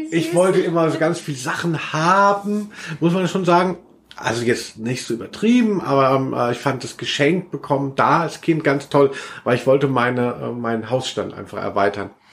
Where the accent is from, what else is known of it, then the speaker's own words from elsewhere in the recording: Maintal, Hesse, Germany; meins hieß Hochstadt